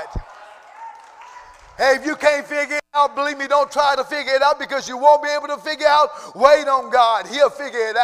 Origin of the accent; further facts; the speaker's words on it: Cajun, Louisiana, United States; accent: Cajun; I feel my Cajun accent wanting to come out this morning